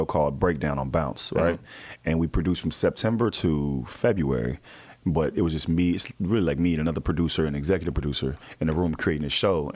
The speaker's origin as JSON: {"language": "English", "region": "Texas", "country": "United States", "said": "I'm from Texas."}